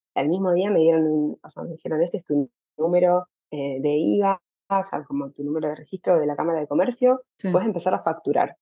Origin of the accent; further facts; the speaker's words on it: Santa Fe, Argentina; moved away as an adult; now in Amsterdam, Netherlands; yo soy, ni siquiera soy de Santa Fe Capital, ni estoy cerca de Rosario